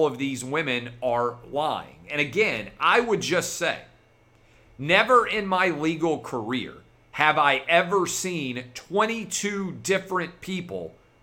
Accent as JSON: {"language": "English", "town": "Nashville", "region": "Tennessee", "country": "United States", "tie": "born or raised there", "said": "my hometown of Nashville"}